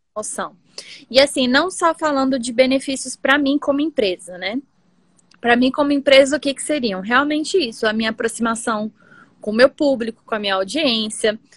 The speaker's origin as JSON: {"language": "Portuguese", "town": "Brasília", "region": "Federal District", "country": "Brazil", "tie": "born or raised there", "also_born_or_lived": "Pernambuco", "said": "Eu sou pernambucana, né? Nasci em Pernambuco, vim morar em Brasília quando eu tinha dois anos, então sou metade bra brasiliense, metade pernambucana."}